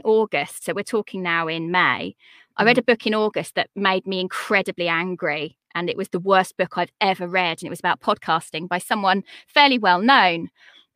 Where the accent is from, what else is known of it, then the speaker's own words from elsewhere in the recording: United Kingdom; I'm a British woman with three children at home